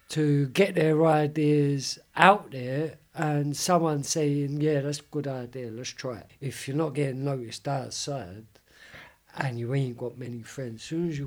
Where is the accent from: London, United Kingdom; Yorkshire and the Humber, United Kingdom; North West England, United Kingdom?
London, United Kingdom; I am from Deptford